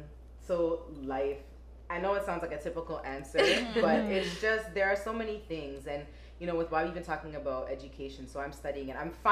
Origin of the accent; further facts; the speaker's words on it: Toronto, Ontario, Canada; I'm from Toronto.